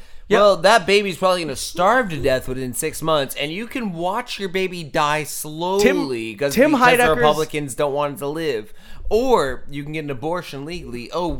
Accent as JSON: {"language": "English", "region": "Louisiana", "country": "United States", "said": "I'm a Cajun motherfucker."}